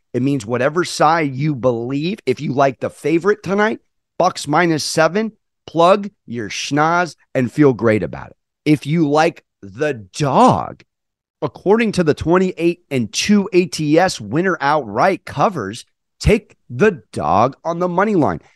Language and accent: English; San Diego, California, United States; I'm from San Diego, but I do have three generations of New York in my family.